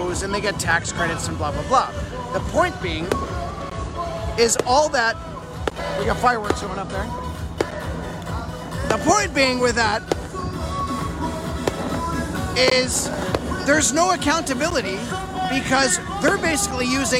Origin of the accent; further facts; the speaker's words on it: Manitoba, Canada; I grew up in Manitoba